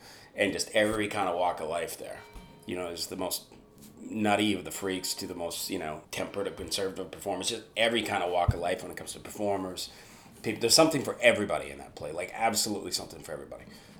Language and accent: English; Vancouver, British Columbia, Canada; I'm from Vancouver.